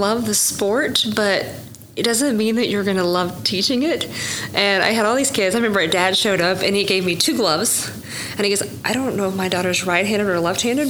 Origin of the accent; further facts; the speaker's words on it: Sperry, Oklahoma, United States; I'm from Tulsa area. Uh-huh. So from a very small town